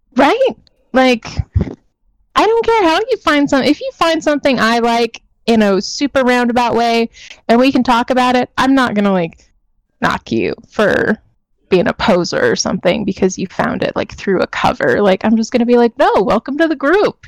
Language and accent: English; Anaheim, California, United States; I'm a Southern California girl. No doubts from my hometown of Anaheim